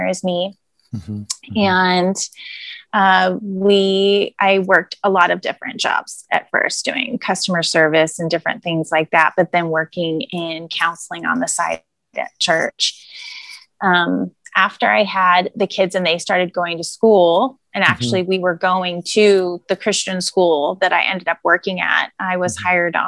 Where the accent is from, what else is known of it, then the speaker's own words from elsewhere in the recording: the Sierra Nevada, Northern California, United States; moved away as an adult; now in Southern California, United States; I was born and raised in Northern California. I lived my whole life in Northern California.